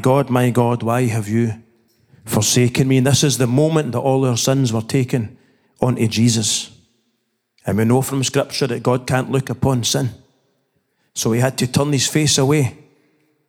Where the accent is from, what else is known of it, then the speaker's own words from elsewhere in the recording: Scotland, United Kingdom; growing up in the Church of Scotland